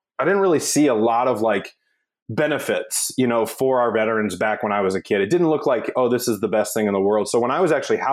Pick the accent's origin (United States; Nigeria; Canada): United States; near Cape Girardeau, Missouri; Cape Girardeau near my hometown